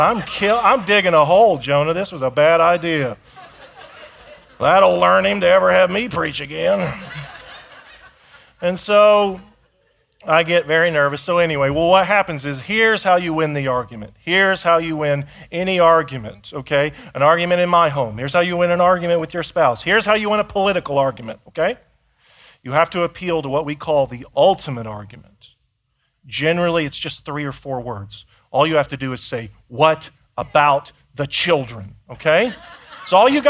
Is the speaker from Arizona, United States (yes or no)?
no; Indiana, United States; I grew up in Indiana